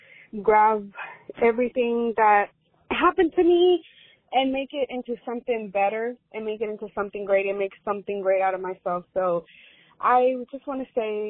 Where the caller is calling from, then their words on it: Texas, United States; I'm calling from Texas